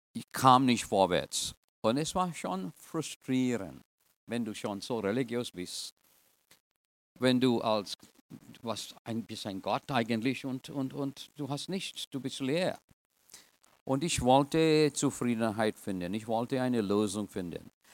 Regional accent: Trinidad & Tobago; German is a second language; also born or lived in India (ancestry); now in United States; Ich bin eigentlich in Trinidad geboren, aber in einer indischen Gesellschaft

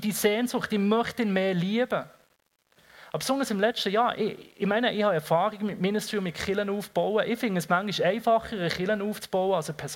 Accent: Switzerland; Ich meine, ich bin Schweizer und rede über Leid.

